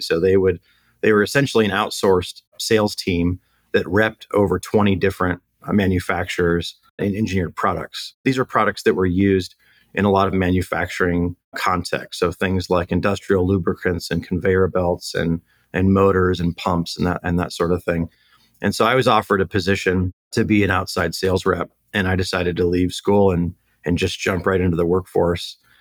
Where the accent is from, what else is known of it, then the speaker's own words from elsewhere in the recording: Temecula, California, United States; also born or lived in Long Beach, California / Orange County, California; born and raised in uh, SoCal. So originally born in Long Beach, and then moved out to the Temecula area when I was a kid. So my parents raised me out here